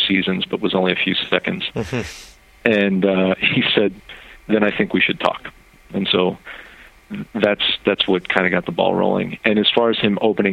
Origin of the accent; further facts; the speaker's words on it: Philadelphia, Pennsylvania, United States; I was born in Philly